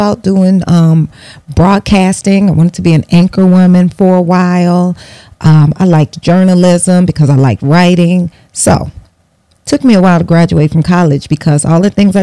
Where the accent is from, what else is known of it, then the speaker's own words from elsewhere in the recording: Bellwood, Illinois, United States; I grew up in Bellwood, Illinois, a western suburb of Chicago